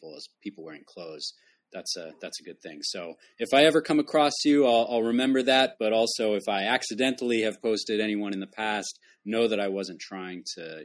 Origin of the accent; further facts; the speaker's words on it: New England, United States; also born or lived in Maine; I grew up in New England, and, you know, was kind of surrounded by academia growing up. Went to a private school myself in Maine